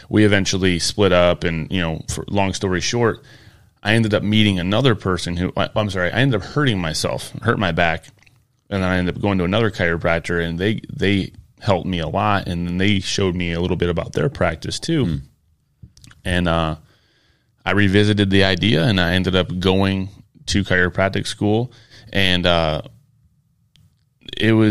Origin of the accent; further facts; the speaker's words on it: Michigan, United States; I'm originally from Michigan.